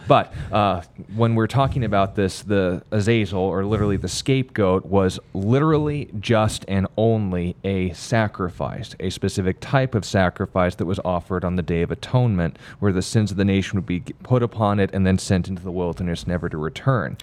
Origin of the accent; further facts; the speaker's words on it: United States; I'm an American